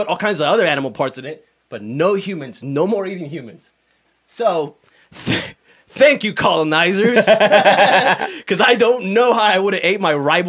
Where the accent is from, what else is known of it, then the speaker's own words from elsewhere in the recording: Michigan, United States; I'm from Michigan.